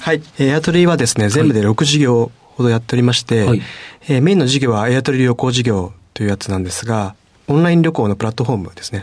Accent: Kanagawa, Japan; 出身は神奈川県になります

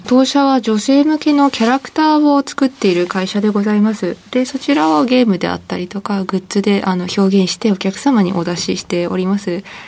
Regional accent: Shimizu, Shizuoka, Japan; 静岡県清水市です

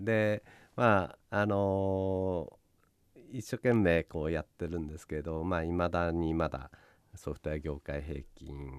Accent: Niigata, Japan; まあやっぱり新潟の出身なんで

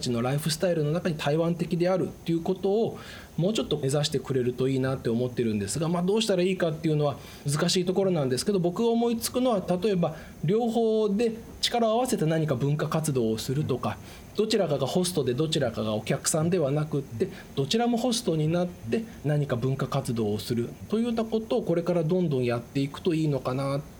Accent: Japan; also born or lived in Taipei, Taiwan / Fukuoka Prefecture; 日本で育った僕

